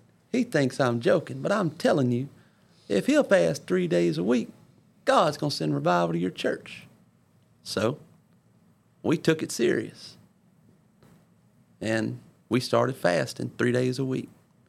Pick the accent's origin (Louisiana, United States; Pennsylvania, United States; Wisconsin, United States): Louisiana, United States; Ponchatoula; Brother Barfield, you probably don't remember me, but I'm from Ponchatoula, Brother Stone's church.